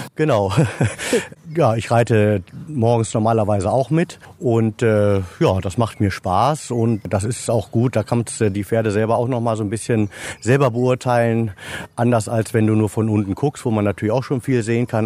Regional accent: Rotenburg an der Wümme, Lower Saxony, Germany; Ich bin geboren in Rothenburg an der Wümme, also nähe Fährhof

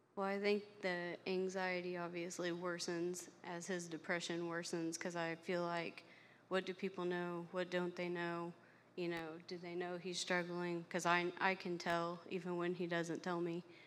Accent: Flat Rock, Indiana, United States; also born or lived in Knoxville, Tennessee; I was I was born um, and raised in Flat Rock, Indiana, so not too far from here.

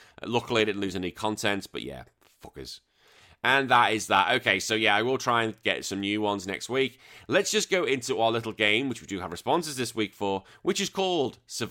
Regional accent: Canada; I'm Canadian and my team hasn't played yet, but have already lost the FIFA tour. It's hockey season.

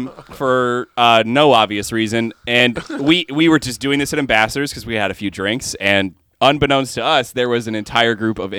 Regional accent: Ireland; I'm fucking Irish.

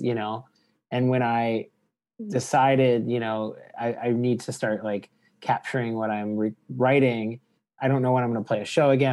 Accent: Detroit, Michigan, United States; growing up in Detroit, getting access to Canadian music

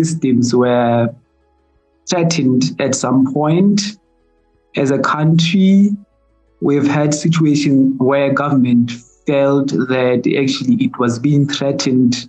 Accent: Lesotho; from the Mountain Kingdom of Lesotho.

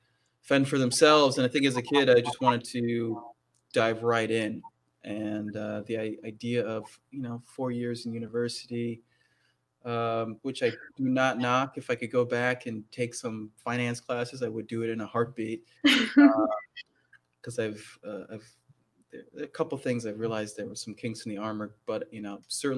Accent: Minnesota, United States; moved away; also born or lived in Washington, D.C. / Maine; I grew up in Minnesota, born in D.C., family moved to Minnesota when I was very young. So I grew up in Minnesota, went through high school in Minnesota.

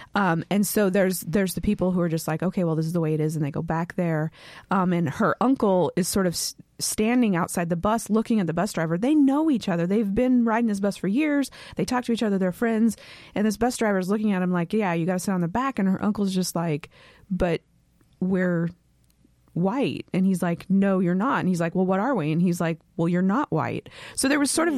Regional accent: West Coast, United States; I'm from the West Coast

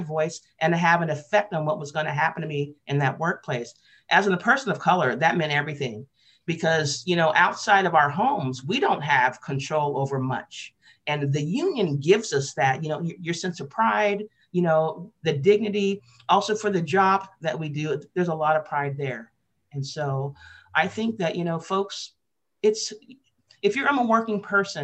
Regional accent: Portland, Oregon, United States; I grew up in Portland, Oregon, born in the 50s, grew up in Portland in the 60s, 70s

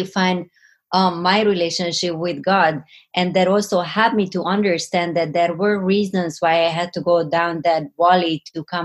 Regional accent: Budapest, Hungary; English is a second language; now in United States; Yes, that is right. I was born in Hungary.

